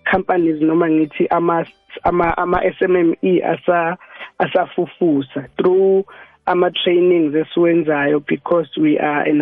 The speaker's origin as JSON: {"language": "Zulu", "town": "Ladysmith", "region": "KwaZulu-Natal", "country": "South Africa", "tie": "born or raised there", "moved": "yes", "lives_now": "Mpumalanga, South Africa", "said": "eMnambithi eh KwaZulu Natal but ngokomsebenzi ngila eMpumalanga."}